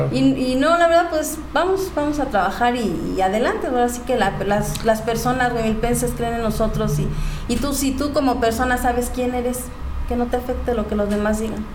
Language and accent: Spanish; Huimilpan, Querétaro, Mexico; soy de Huimilpan, soy originaria de Huimilpan